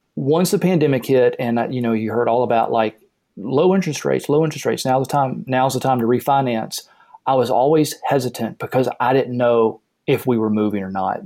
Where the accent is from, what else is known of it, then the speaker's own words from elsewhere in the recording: the South, United States; I grew up in the South